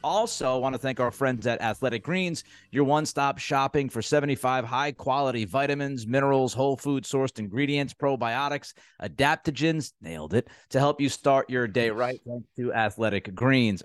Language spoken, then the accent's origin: English; New England, United States; I grew up in New England, man. I spent thirty-plus years of my life in New England.